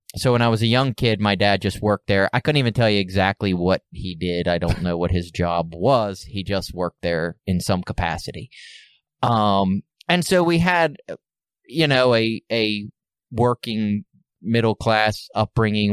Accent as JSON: {"language": "English", "town": "Baltimore", "region": "Maryland", "country": "United States", "tie": "born or raised there", "said": "I was born and raised in Baltimore City."}